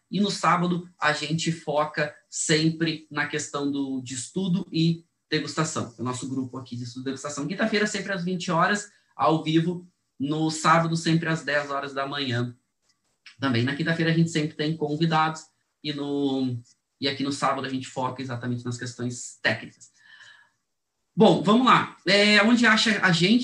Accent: Brazil

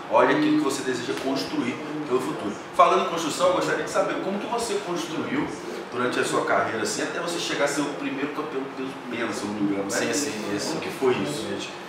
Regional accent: Campos dos Goytacazes, Rio de Janeiro, Brazil; moved away as an adult; saí da minha cidade natal, a qual eu quero deixar um abraço aqui pro pessoal de Campos.

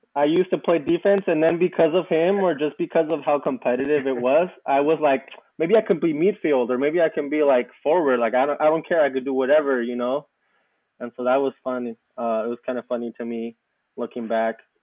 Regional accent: Southern California, United States; also born or lived in Mexico; I was raised out here in Southern California

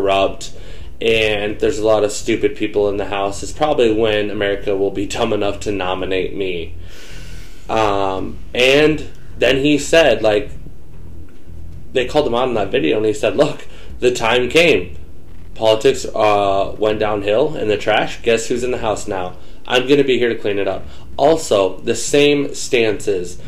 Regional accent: Brookings, South Dakota, United States; In my hometown in Brookings

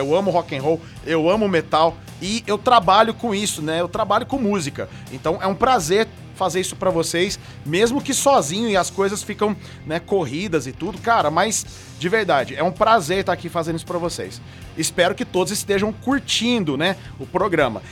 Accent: Franca, São Paulo, Brazil; aqui de Franca, cara, da minha cidade natal aqui, Franca Interior de São Paulo

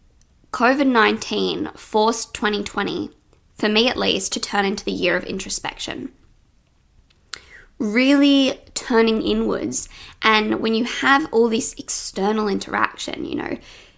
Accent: Sydney, New South Wales, Australia; in Australia, where I live. I'm from Sydney

